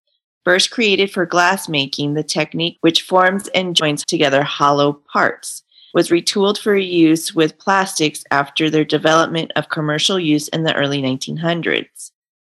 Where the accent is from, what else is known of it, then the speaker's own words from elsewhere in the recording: California, United States; growing up in California